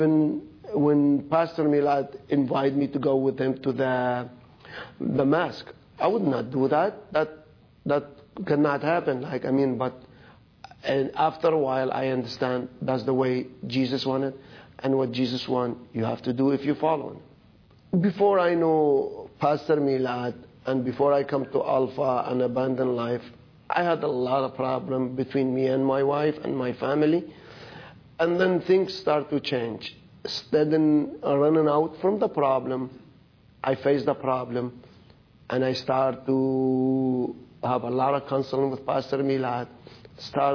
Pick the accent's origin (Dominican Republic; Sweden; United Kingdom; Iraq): Iraq; now in Canada; I am from Iraq. I come to Canada 25 years ago